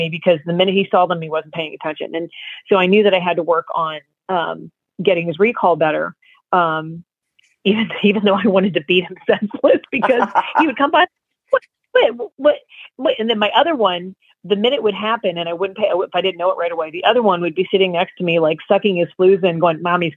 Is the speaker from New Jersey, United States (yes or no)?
yes; New Jersey, United States; I'm from Jersey